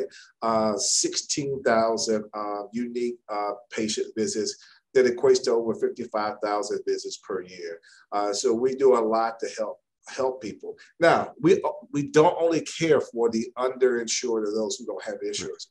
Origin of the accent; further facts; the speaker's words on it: Chicago, Illinois, United States; also born or lived in Maryland; now in Dallas, United States; I'm originally from Chicago